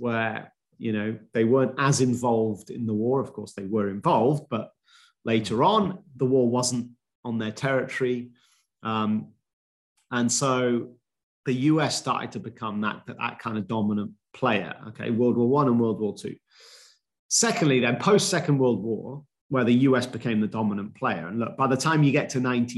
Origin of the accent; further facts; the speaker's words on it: United Kingdom; being British